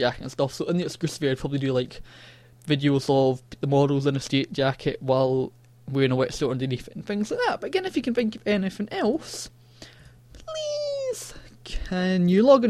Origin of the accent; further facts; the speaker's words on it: Scotland, United Kingdom; accent: Scottish; my annoying Scottish accent